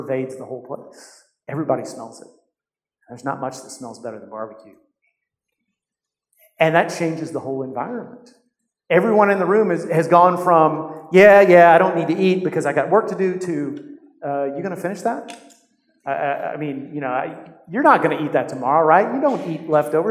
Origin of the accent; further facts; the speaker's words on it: United States; To us as American Christians